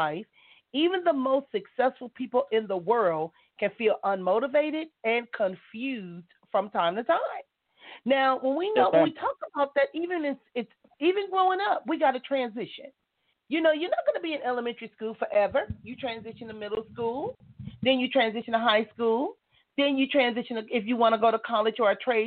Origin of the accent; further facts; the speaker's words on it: Compton, California, United States; I am from California. I was born and raised in the city of Compton